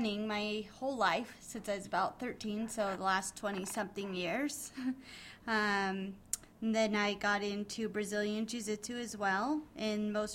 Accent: Reno, Nevada, United States; I've been born and raised in Reno, Nevada. We're still here.

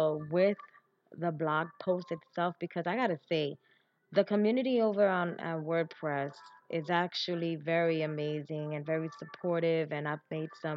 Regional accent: New York City, New York, United States; I was born and raised in New York, in the Bronx.

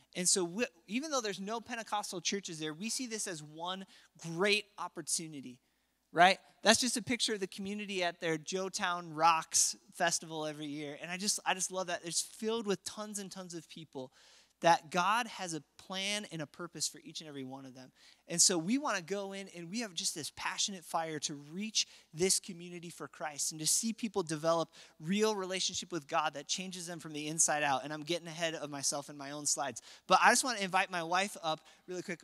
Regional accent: Apple Valley, Minnesota, United States; I grew up in Apple Valley, Minnesota

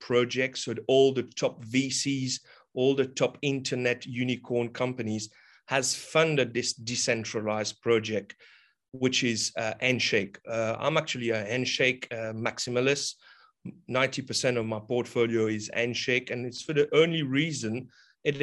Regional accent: Mauritius; also born or lived in Australia; now in Rodrigues, Mauritius; I'm from Mauritius Island. I currently reside on the sister island called Rodriguez.

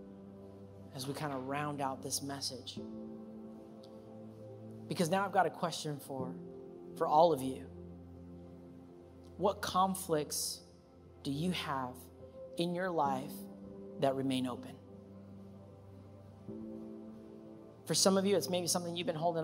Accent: Anaheim, California, United States; I'm from Anaheim

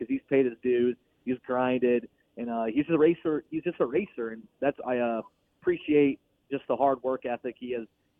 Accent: Illinois, United States; I'm from Illinois, just like Dennis Erb Jr.

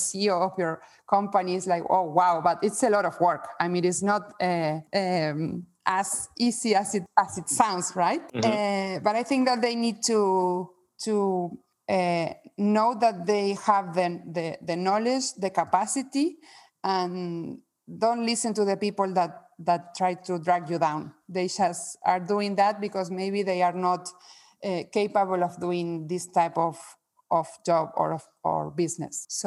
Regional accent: Argentina; moved away; also born or lived in Spain; I'm also from Spain. I have both citizenships, mm-hmm. but I was born in Argentina

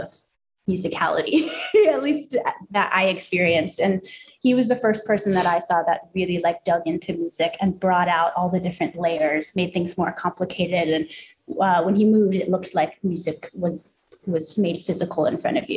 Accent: Boulder, Colorado, United States; I grew up in Boulder, Colorado, not the center of pop culture

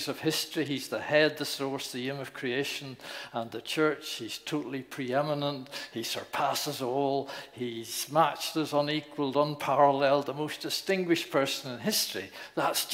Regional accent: Northern Ireland, United Kingdom; moved away; also born or lived in Newcastle; I was born in Northern Ireland

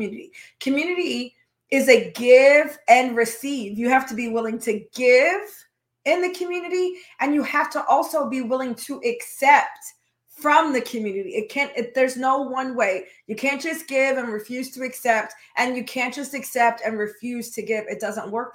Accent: United States; I'm Black American

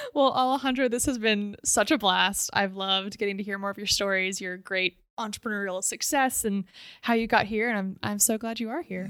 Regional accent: Oklahoma, United States; I said, "Oklahoma."

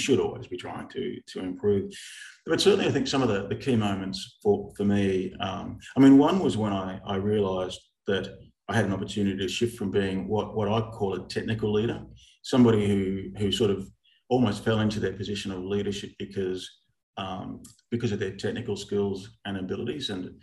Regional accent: Melbourne, Victoria, Australia; born in the country Victoria, schooled in Melbourne, met my wife of 40 years as of a couple of weeks ago at high school.

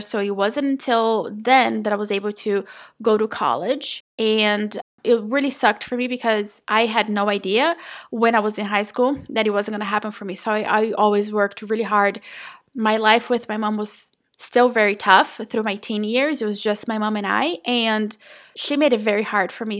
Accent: São Paulo, Brazil; now in North Florida, United States; I was born and raised in Brazil in a very small town, like tiny, tiny little dot in the state of São Paulo, okay? Not the city

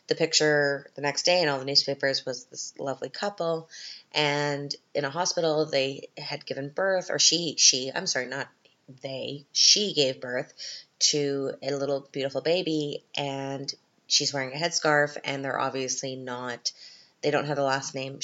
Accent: Canada; now in Austria; I'm Canadian

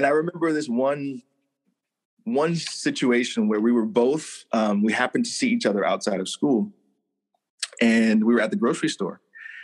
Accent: Hertford, North Carolina, United States; I grew up in North Carolina in a really, really tiny town called, Hertford, North Carolina

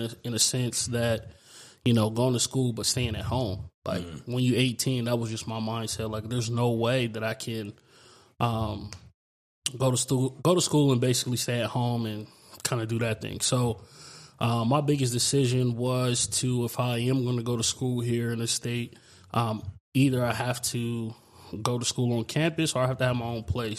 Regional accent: New York City, New York, United States; also born or lived in Chandler, Arizona / Gilbert, Arizona; now in Arizona, United States; being born in in New York, you know, coming from Brooklyn, you know, is is a way bigger city than this

